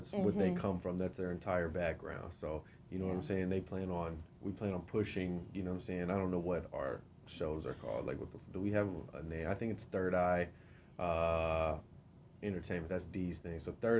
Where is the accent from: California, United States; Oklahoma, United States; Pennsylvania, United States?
Oklahoma, United States; Tulsa; also born or lived in Houston, Texas; I was born in Houston, Texas. {S2} Okay. {S1} Left at 1 year old. Raised here in Tulsa.